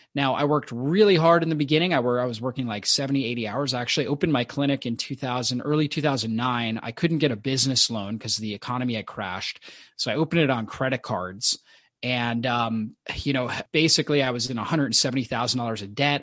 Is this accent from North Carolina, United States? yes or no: no; Florida, United States; I grew up in Florida on the beach